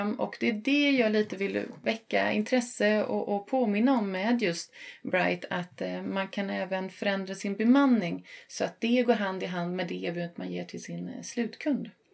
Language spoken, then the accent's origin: Swedish; Sunne, Värmland, Sweden; also born or lived in northern Sweden / southern Sweden; now in Stockholm, Sweden; Jag är från eh, Sunne i eh, Värmland som ligger 6 mil norr om Karlstad